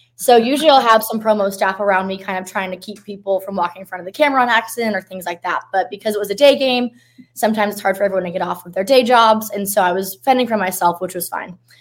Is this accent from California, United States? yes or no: yes; Southern California, United States; now in Texas, United States; I'm actually from Southern California, so I grew up an Angels fan